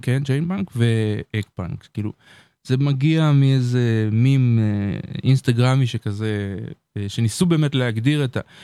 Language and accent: Hebrew; Beersheba, Southern District, Israel; אני גדלתי בבאר שבע.